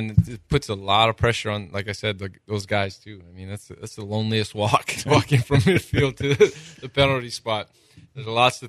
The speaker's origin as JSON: {"language": "English", "region": "Hawaii", "country": "United States", "tie": "born or raised there", "said": "Growing up in Hawaii, I definitely failed at that."}